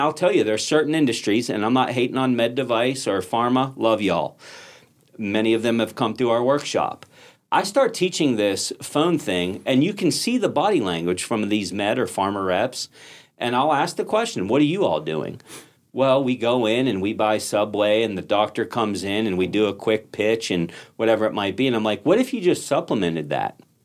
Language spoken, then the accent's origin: English; Pittsburgh, Pennsylvania, United States; I'm from Pittsburgh